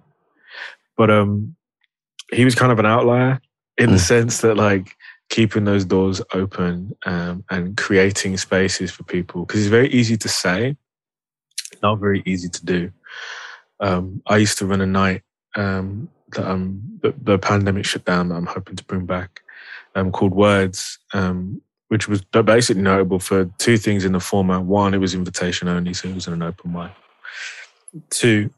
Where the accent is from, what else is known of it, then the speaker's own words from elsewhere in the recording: Birmingham, West Midlands, United Kingdom; I'm a Brummie